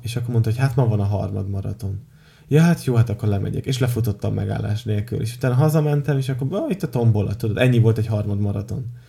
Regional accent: Tiszaújváros, Borsod-Abaúj-Zemplén, Hungary; Tiszai verseny, ahol ugye én felnőttem

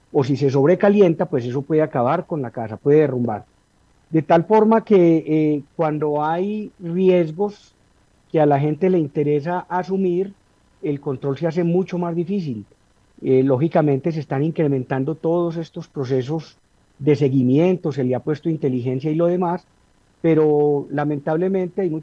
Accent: Manizales, Caldas, Colombia; nos criamos, recordamos precisamente que uno se iba al Parque Liborio a unas casetas que se fabricaban y se improvisaban ahí a comprar voladores, globos, papeletas, buscaniguas.

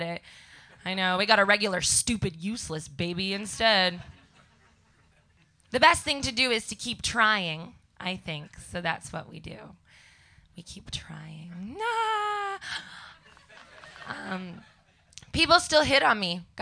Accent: Canada; now in London, United Kingdom; I talk like a monkey because I come from Canada

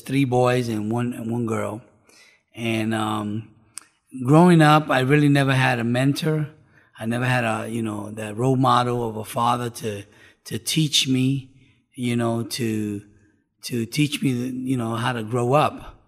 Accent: New York City, New York, United States; now in South Florida, United States; I was born and raised in New York City.

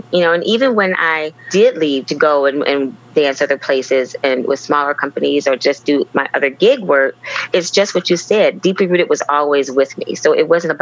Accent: Joliet, Illinois, United States; moved away as an adult; also born or lived in Indianapolis, Indiana; I am originally from Joliet, Illinois

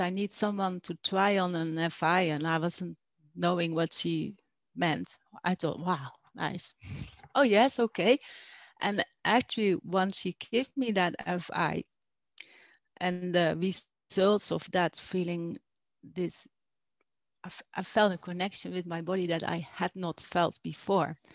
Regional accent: Netherlands; moved away as an adult; also born or lived in Alpujarra, Spain; now in Spain; I am from Holland, the Netherlands, originally, and I moved here now I think two years ago.

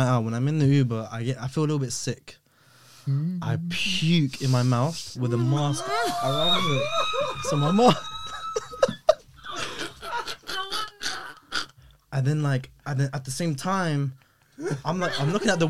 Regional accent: London, United Kingdom; I was born here, man. St. Mary's in Paddington.

